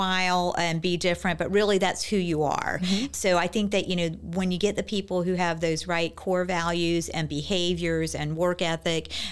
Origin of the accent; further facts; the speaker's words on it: Virginia Beach, Virginia, United States; I grew up here in Virginia Beach